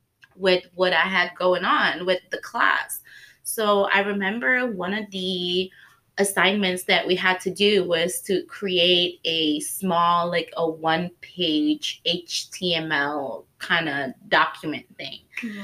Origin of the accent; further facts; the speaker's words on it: Indonesia; moved away; growing up in Indonesia